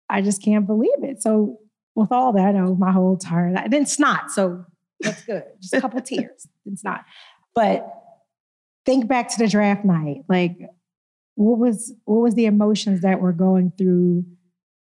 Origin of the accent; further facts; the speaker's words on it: Philadelphia, Pennsylvania, United States; moved away as an adult; growing up in Philly